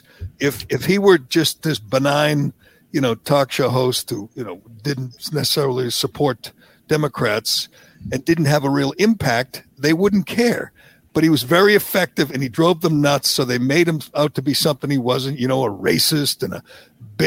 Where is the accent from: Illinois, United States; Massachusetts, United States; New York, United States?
Massachusetts, United States; growing up here, like you did, growing up in Kennedy country, going to Massachusetts public schools, going to UMass Amherst